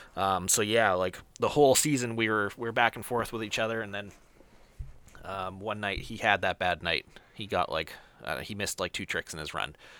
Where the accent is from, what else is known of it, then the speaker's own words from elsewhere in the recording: near Fargo, North Dakota, United States; it was the one that was closest to my hometown. It was in, uh, Fargo, North Dakota